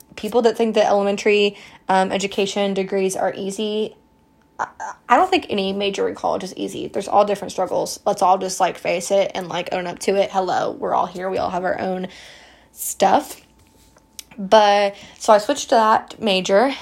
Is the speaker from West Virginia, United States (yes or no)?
yes; West Virginia, United States; I grew up in West Virginia my entire life.